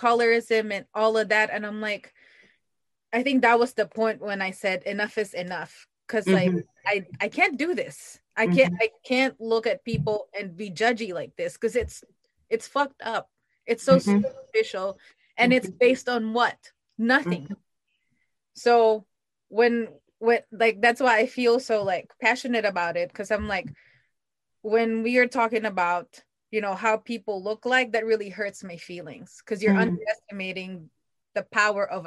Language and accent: English; Philippines; now in United States; I'm from the Philippines, so I'm an immigrant